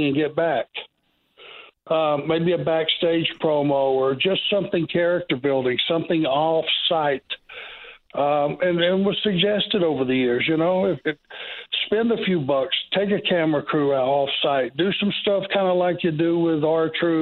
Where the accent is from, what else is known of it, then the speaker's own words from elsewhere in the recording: Georgia, United States; I was from Georgia.